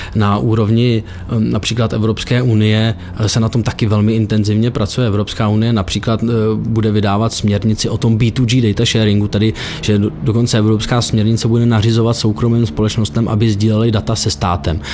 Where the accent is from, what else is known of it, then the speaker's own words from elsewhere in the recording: Czechia; jsme Češi